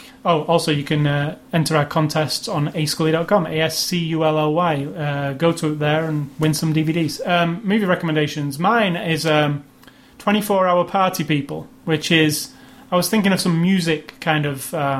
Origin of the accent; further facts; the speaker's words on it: United Kingdom; it's also British, which I'm kind of, I have a, you know, yes. I'm British.